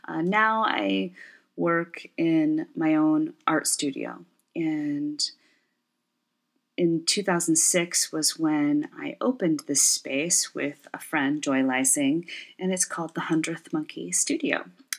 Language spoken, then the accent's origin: English; Michigan, United States; also born or lived in Ontario, Canada; now in Portland, United States; I work and live in Portland, Oregon. I was originally from the Great Lakes region, and I say it like that because I grew up bouncing a bit between Michigan and Ontario, Canada throughout my childhood, and grew up the youngest of six.